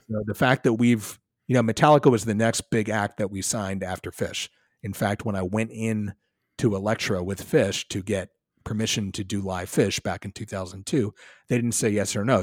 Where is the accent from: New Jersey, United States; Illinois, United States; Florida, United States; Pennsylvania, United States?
Pennsylvania, United States; Philadelphia; also born or lived in Ithaca, New York; I grew up in Philly.